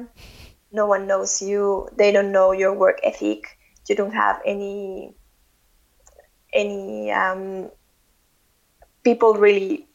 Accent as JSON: {"language": "English", "country": "Mexico", "second_language": "English", "moved": "as an adult", "said": "when we moved from Mexico, we knew that we were not going to be back every year."}